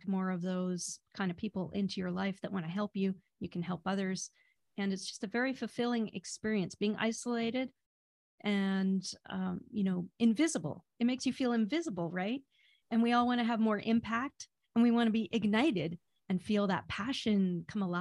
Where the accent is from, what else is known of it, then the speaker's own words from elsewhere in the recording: Vancouver, British Columbia, Canada; I'm from Vancouver, BC, Canada.